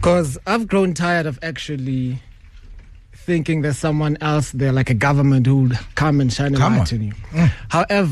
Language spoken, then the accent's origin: English; Soweto, Gauteng, South Africa; We come from Soweto